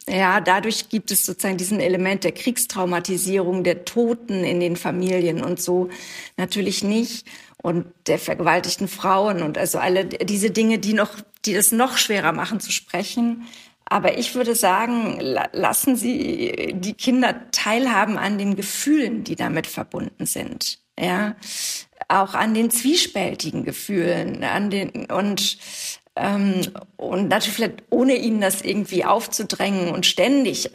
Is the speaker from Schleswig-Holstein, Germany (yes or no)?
yes; Wedel, Schleswig-Holstein, Germany; ich komme aus Wedel, das ist der Ort, in dem ich aufgewachsen bin, in der Nähe von Hamburg